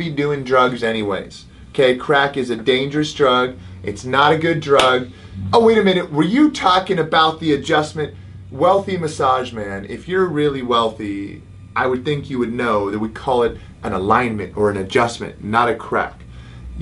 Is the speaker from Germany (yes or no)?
no; United Kingdom; accent: British; moved away; my British accent